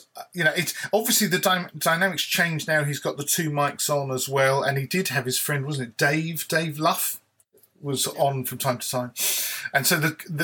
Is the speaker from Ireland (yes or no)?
no; United Kingdom; I'm British